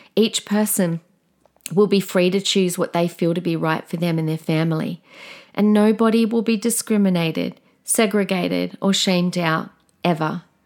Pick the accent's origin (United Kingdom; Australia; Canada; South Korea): Australia; We are the Aussie battlers.